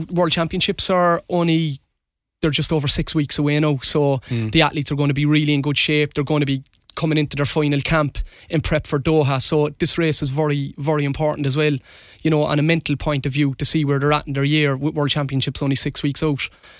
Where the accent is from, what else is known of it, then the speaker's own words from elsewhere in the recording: Cork, Munster, Ireland; I can remember growing up in Dorian Ann Road, we take on Fairy Gardens or take on Friars Walk, and, you know, there was a real pride about it.